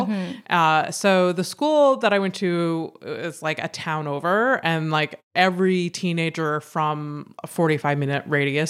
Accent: Howick, Quebec, Canada; now in Montreal, Canada; Like, I mean, I came from Howick to like Montreal.

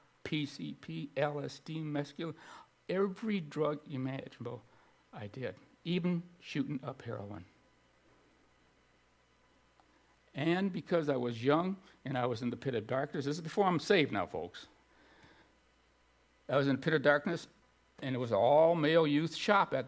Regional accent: Streator, Illinois, United States; in my hometown of Streeter, Illinois

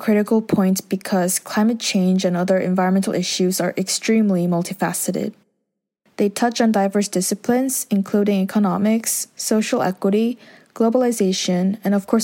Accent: Jeju, South Korea; Growing up in Korea, where there's a plethora of beautiful and unique sceneries

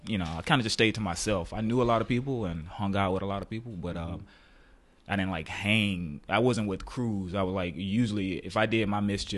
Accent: Macon, Georgia, United States; also born or lived in New York, United States; Yeah, I grew up in Macon, Georgia.

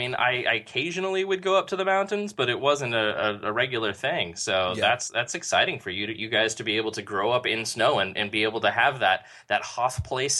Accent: San Diego, California, United States; Like, I'm from San Diego. We don't have woods there.

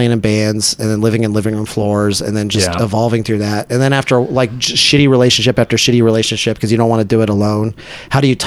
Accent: San Antonio, Texas, United States; also born or lived in Austin; I was born in Austin. I was raised in San Antonio.

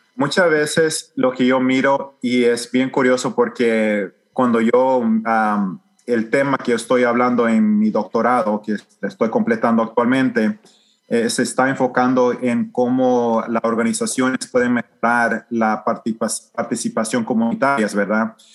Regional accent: El Salvador; now in Houston, United States; yo me crecí en El Salvador

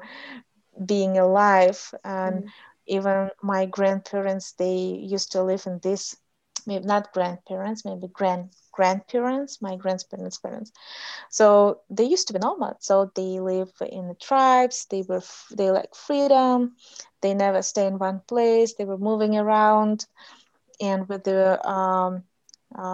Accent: Kyrgyzstan; first language Russian; English is a second language; moved away as an adult; also born or lived in Kazakhstan / Malaysia / United States; I grew up in Kyrgyzstan, Kyrgyz Republic, and my parents live in Kyrgyzstan

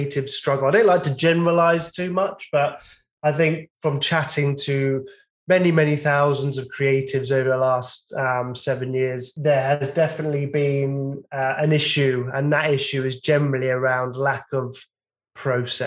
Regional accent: England, United Kingdom; I'm actually English

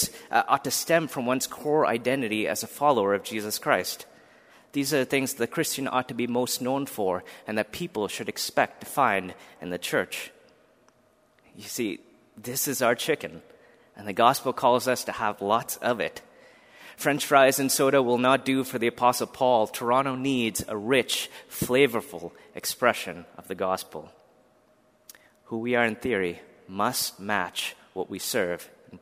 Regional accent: India; moved away; I was born in India, a country that has a plethora of religions represented.

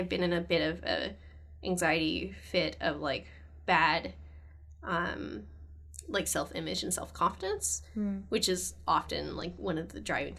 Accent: California, United States; now in Canada; I'm from California originally.

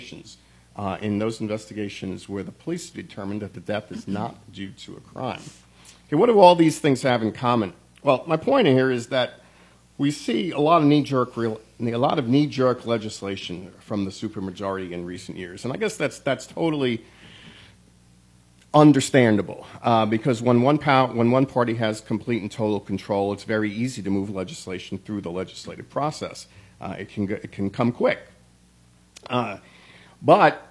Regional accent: Northeast, United States; now in Tennessee, United States; I grew up in the Northeast, which is a much more densely populated part of the country

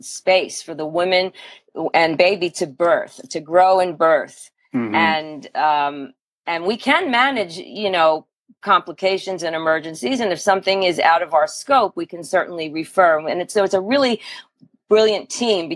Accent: Philadelphia, Pennsylvania, United States; I grew up in Philadelphia, so very different feel

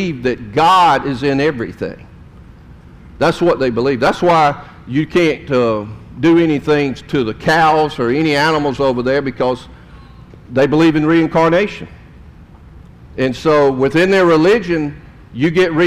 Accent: South Jordan, Utah, United States; I grew up in South Jordan

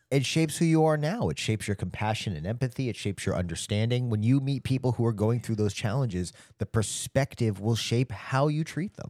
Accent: Long Island, New York, United States; moved away; also born or lived in Fort Lauderdale, Florida / Broken Arrow, Oklahoma; I was born on Long Island. I, I grew up originally in New York.

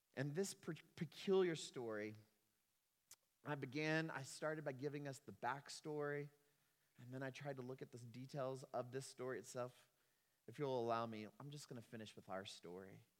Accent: Texas, United States; I am a Texan

